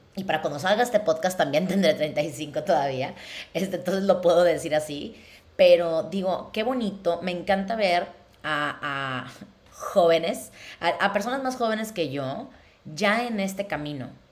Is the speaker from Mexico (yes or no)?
yes; Mexico; moved away; si yo me hubiera quedado en México, en la ciudad de donde soy